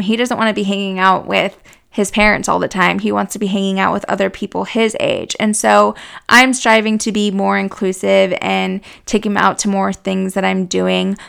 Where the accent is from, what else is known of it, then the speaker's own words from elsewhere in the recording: Boise, Idaho, United States; moved away as an adult; also born or lived in Houston, Texas / Montana; now in Texas, United States; I was born in Houston. In Texas, but was raised in Boise, Idaho.